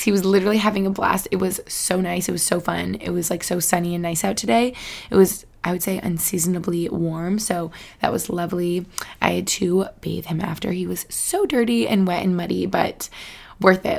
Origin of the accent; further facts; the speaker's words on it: Albany, New York, United States; moved away; I spent some time in Albany Albany, New York. Shout out my hometown where I grew up with my fam